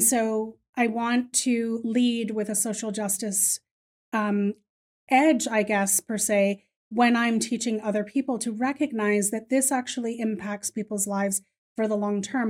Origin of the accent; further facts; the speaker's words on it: Ireland; I am Irish, so I'm pretty loud